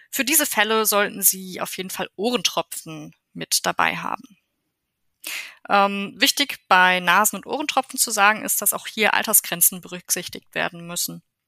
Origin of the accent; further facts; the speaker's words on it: Germany; bei uns in Deutschland